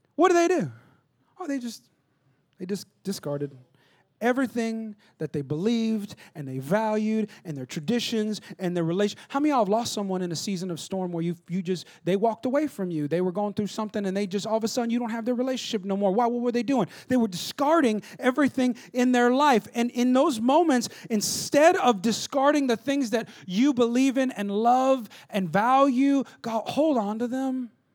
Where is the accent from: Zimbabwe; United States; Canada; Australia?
United States; Stockton, California; I'm from Stockton, California, all right? two oh nine